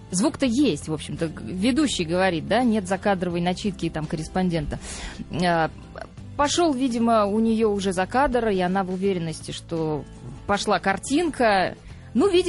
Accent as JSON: {"language": "Russian", "town": "Saratov", "region": "Saratov Oblast", "country": "Russia", "tie": "born or raised there", "said": "Я тогда, мы с ним жили еще в Саратове, в моем родном городе."}